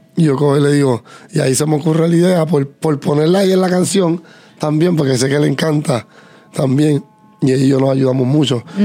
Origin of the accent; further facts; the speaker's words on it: Puerto Rico; somos puertorriqueños